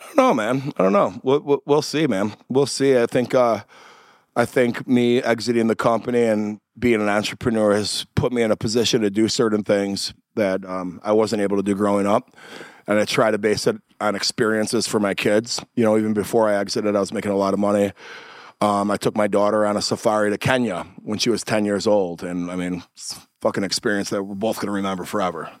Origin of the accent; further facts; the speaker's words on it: Chicago, Illinois, United States; we're from Chicago.